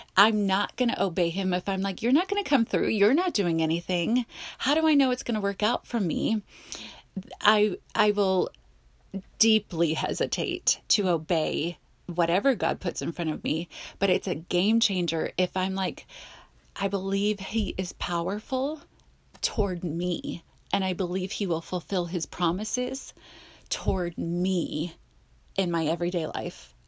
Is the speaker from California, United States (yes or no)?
yes; Simi Valley, California, United States; accent: Valley Girl; I grew up in the Valley